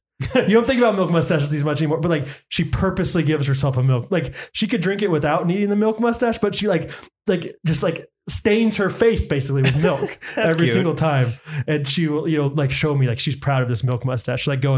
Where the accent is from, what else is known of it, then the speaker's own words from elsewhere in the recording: Canada; I'm Canadian, but I'm watching the game.